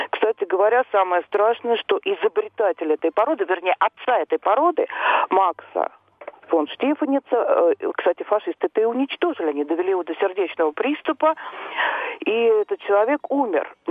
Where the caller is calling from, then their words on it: Moscow, Russia; я из Москвы.